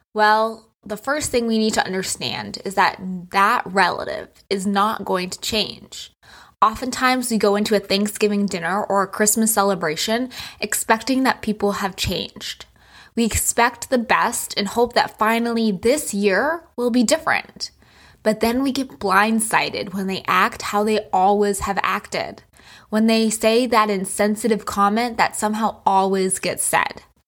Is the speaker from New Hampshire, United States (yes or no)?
yes; New Hampshire, United States; also born or lived in New York City; now in Florida, United States; I used to live in New York City, and I grew up in New Hampshire